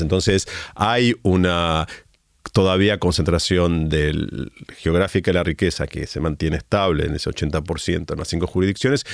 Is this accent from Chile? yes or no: no; Argentina